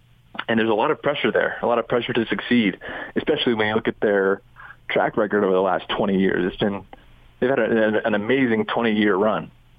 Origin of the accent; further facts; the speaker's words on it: Boise, Idaho, United States; moved away; I'm from Boise and I'm a native